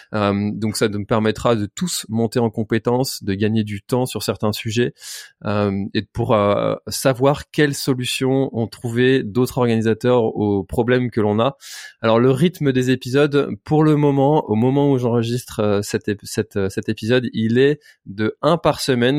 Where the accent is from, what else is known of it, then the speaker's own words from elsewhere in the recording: Brittany, France; je suis breton